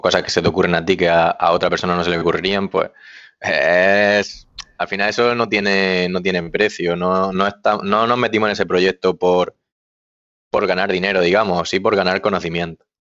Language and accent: Spanish; Almería, Andalusia, Spain; now in Murcia, Spain; yo estoy ahora mismo trabajando en Murcia, pero soy de Almería